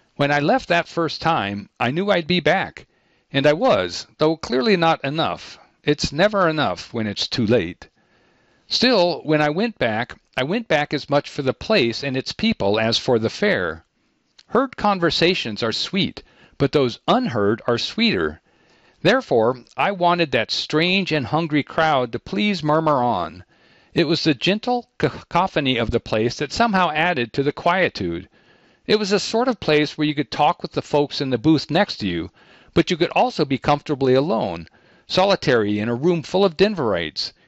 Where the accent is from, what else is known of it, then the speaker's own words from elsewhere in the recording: Midwest, United States; moved away; I'm from the Midwest